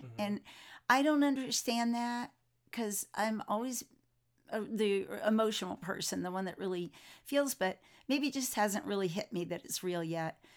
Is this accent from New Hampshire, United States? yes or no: no; Florida, United States; I was raised in Florida